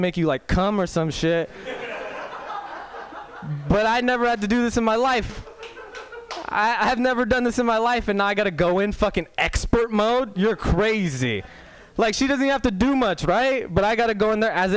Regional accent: Walnut Creek, California, United States; I'm pretty much a white dude from Walnut Creek.

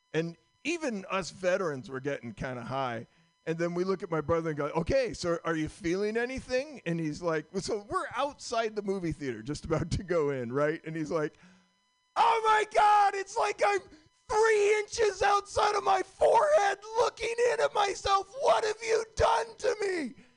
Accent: Vermont, United States; I'm from Vermont

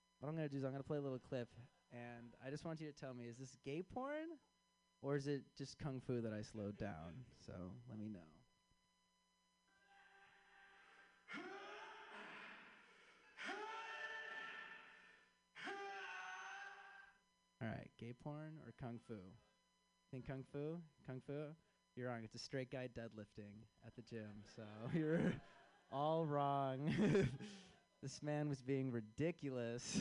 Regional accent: Chicago, Illinois, United States; I am from Chicago

